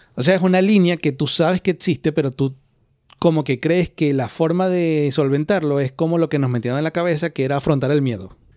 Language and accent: Spanish; Venezuela; now in Spain; ni siquiera como latinos, como venezolanos